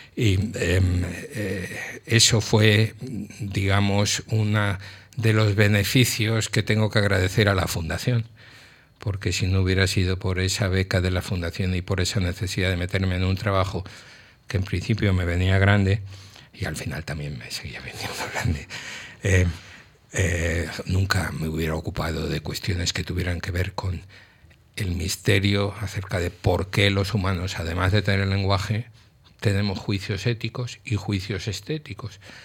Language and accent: Spanish; Madrid, Community of Madrid, Spain; also born or lived in Mallorca; yo nací en Madrid